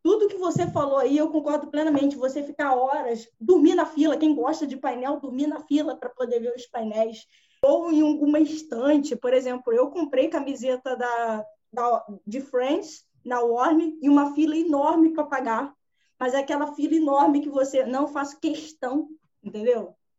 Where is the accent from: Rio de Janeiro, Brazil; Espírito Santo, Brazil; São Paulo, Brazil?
Rio de Janeiro, Brazil; eu sou do Rio